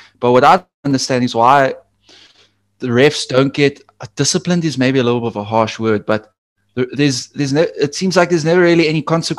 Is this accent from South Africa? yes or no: yes; South Africa; I'm South African